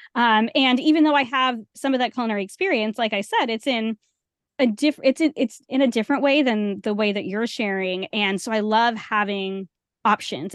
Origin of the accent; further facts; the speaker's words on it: Rhode Island, United States; I grew up in Rhode Island.